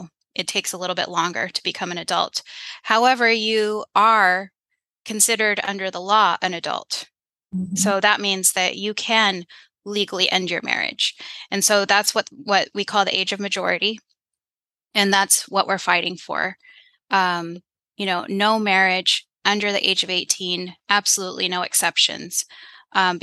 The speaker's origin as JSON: {"language": "English", "country": "United States", "tie": "born or raised there", "said": "I was born here in the United States"}